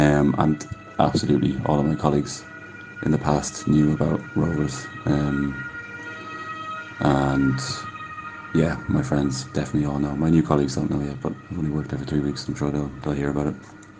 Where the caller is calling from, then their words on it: Hamburg, Germany; I'm in Germany. I'm calling in from Hamburg, from Altonalstadt in Hamburg. I've been in Germany since 2014, actually.